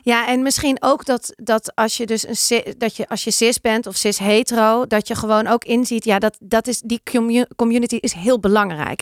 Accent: Amsterdam, North Holland, Netherlands; ik uit Amsterdam kom

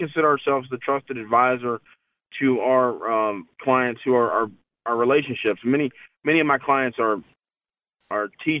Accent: Chesapeake, Virginia, United States; my hometown, when I grew up here back in the 70s

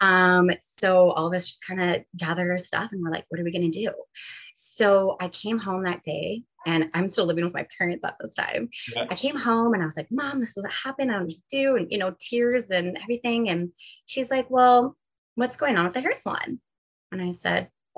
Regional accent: Ontario, Canada; moved away as an adult; also born or lived in Calgary; now in Kelowna, Canada; we're all originally from Ontario

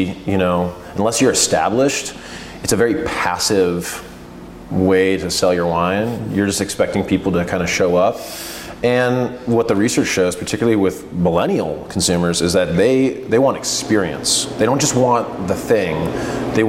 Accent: Pennsylvania, United States; now in Oregon, United States; I hail from Pennsylvania

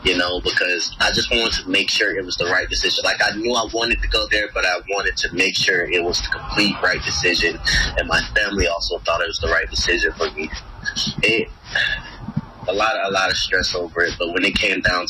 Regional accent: Georgia, United States; also born or lived in Olympia, Washington; now in Asheville, United States; we're from Georgia, but she stayed in Georgia. We moved up to Washington

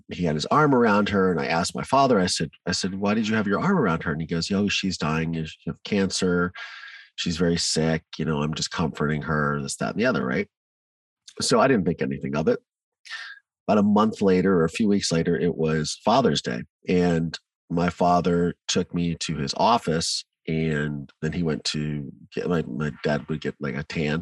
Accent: Mansfield, Ohio, United States; also born or lived in Virginia; So I grew up in Ohio in a small town called Mansfield

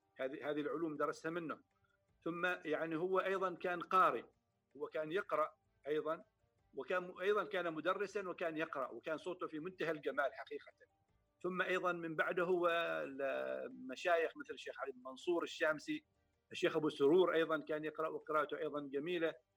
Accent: Samail, Ad Dakhiliyah, Oman; moved away as an adult; also born or lived in Muscat, Oman; انا في الحقيقه ولدت في مسقط وليس في سمايل ولكن النشأة والتربية فعلا في سمايل

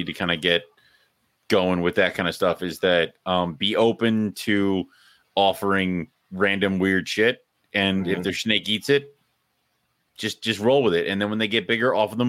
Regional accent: Scotland, United Kingdom; So first off, I'm Scottish.

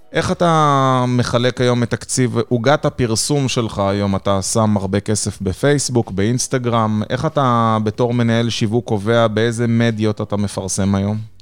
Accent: Israel; moved away; אני בתור ישראלי טיפוסי

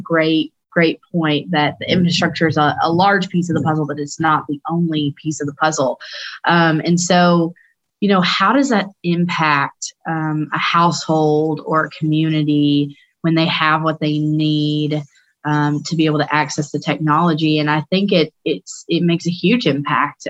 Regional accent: Tennessee, United States; moved away as an adult; also born or lived in Washington, D.C.; it's great to be home and and back in Tennessee

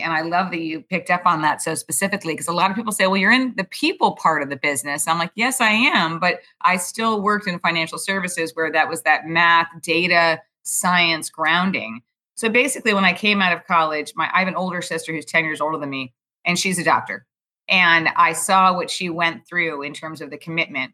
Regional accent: New York City, New York, United States; also born or lived in Houston, Texas; I grew up in Manhattan, actually, on the Upper East Side in, of Manhattan

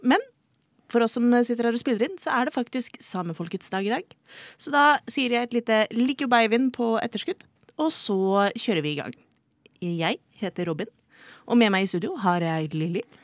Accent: Oslo, Norway; er født og oppvokst i Oslo

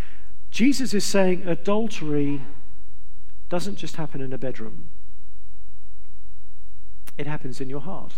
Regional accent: England, United Kingdom; I'm from England

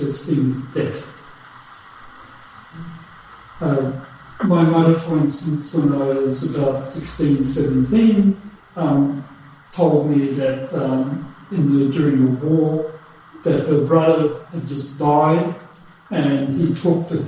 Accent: Australia; also born or lived in Germany; I was born in Germany, and then we immigrated to Australia after the war, so I have European background.

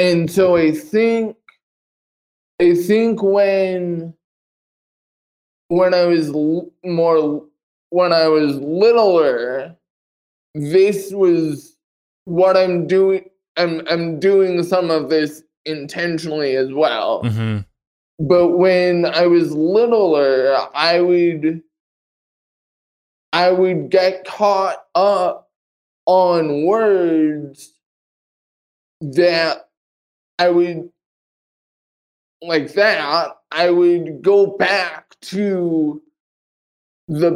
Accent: Los Angeles, California, United States; moved away as an adult; also born or lived in Panorama City, California; now in Billings, United States; I was born in Panorama City, California, the Los Angeles area, the northern Los Angeles area called the Valley. I grew up in a city called Reseda. I lived there until I came out here for college

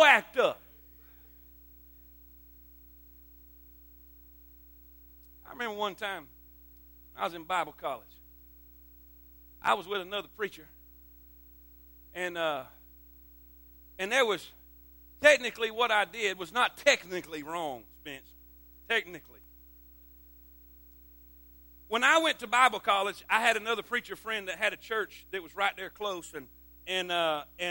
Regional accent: Florida, United States; moved away; I grew up in Florida

